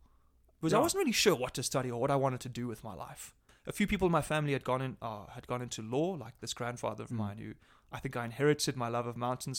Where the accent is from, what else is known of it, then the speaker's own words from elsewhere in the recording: Johannesburg, Gauteng, South Africa; Normal South African boy growing up in Joburg.